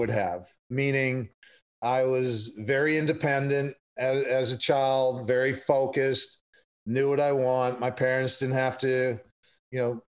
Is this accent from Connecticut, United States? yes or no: no; Bucks County, outside Philadelphia, Pennsylvania, United States; I grew up outside of Philadelphia, Bucks County, Pennsylvania